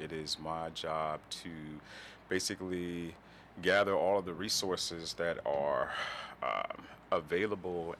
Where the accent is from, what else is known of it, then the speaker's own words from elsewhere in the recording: Chicago, Illinois, United States; moved away as an adult; now in Detroit, United States; I'm originally from Chicago, so I moved to Detroit like 11 years ago